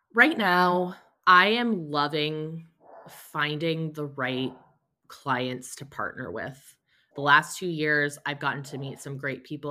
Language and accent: English; Fort Wayne, Indiana, United States; moved away as an adult; I'm from Fort Wayne, Indiana, which is where I am currently living as well.